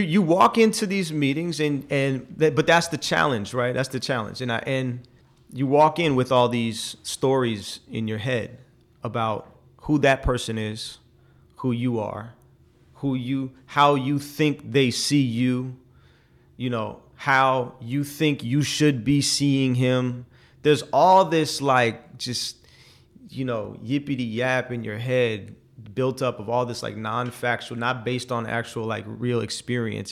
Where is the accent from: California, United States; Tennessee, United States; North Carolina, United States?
California, United States; Oakland; I'm from Oakland, and I don't like how Oakland is now